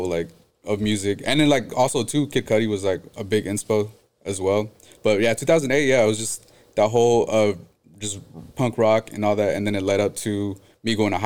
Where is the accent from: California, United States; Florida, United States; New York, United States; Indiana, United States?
California, United States; San Jose; growing up in San Jose